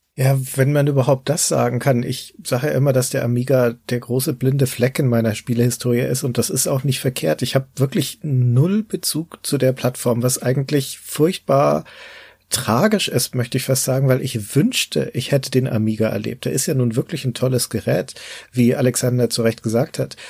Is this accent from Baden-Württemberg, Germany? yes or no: no; Nuremberg, Bavaria, Germany; hier bei uns in Nürnberg